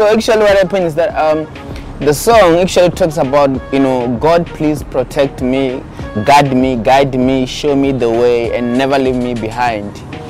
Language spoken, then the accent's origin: English; Kelly's Village, Limpopo, South Africa; and I was born in Kelly's Village in South Africa in a province called Limpopo.